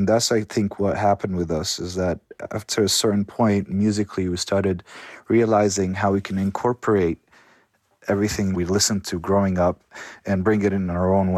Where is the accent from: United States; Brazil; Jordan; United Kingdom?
Jordan; Amman, Amman Governorate; I'm from Jordan, from Amman, Jordan. I was born there.